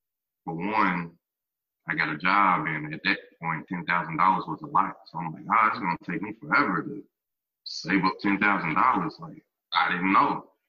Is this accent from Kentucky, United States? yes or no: yes; Lexington, Kentucky, United States; moved away as an adult; now in Houston, United States; So the hometown that I'm originally from, I'm from Lexington, Kentucky.